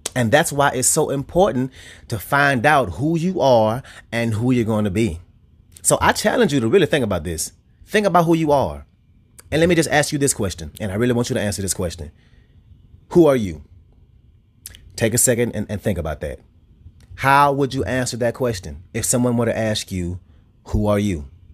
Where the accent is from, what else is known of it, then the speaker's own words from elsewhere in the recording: Louisiana, United States; I'm from Louisiana